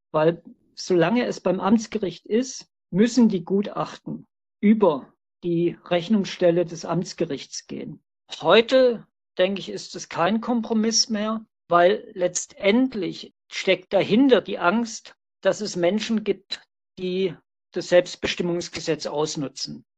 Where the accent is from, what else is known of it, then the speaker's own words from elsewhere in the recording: Stuttgart, Baden-Württemberg, Germany; Ich bin 1959 in Stuttgart geboren.